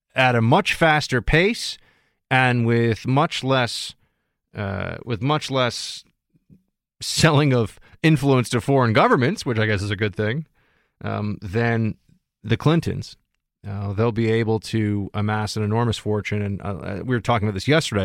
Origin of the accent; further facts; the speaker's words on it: New York City, New York, United States; I'm a New Yorker, bor-, born and raised right here in the city